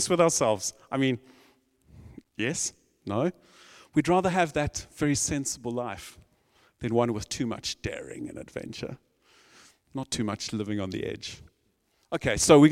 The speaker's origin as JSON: {"language": "English", "country": "South Africa", "said": "I'm from South Africa"}